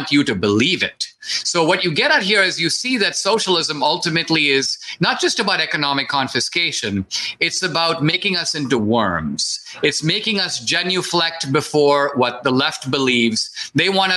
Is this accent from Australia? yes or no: no; India; now in United States; when I grew up in India